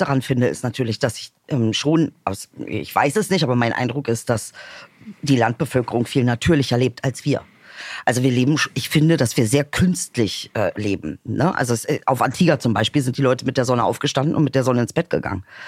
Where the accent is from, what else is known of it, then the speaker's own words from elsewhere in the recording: Bomlitz, Lower Saxony, Germany; moved away; ich habe ja da im Benefeld Bomlitz also Bomlets, Dicker, mehr Dorf geht auch nicht